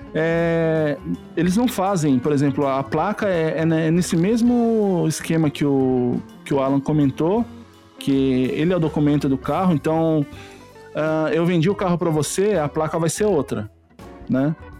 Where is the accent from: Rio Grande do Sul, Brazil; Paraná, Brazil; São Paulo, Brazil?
São Paulo, Brazil; Jacareí; moved away as an adult; Jacareí, que é a minha cidade natal, onde meus pais moravam